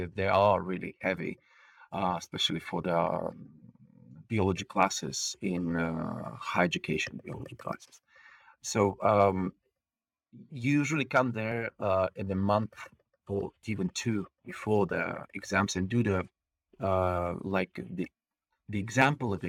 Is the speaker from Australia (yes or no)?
no; Bulgaria; English is a second language; moved away as an adult; now in Estonia; I'm Bulgarian. I'm born on the coast of the Black Sea, and we call ourselves there a seagulls.